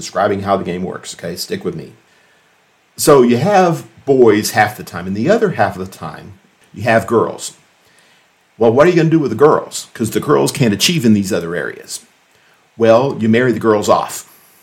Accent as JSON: {"language": "English", "country": "United States", "said": "We live with Christ as Americans"}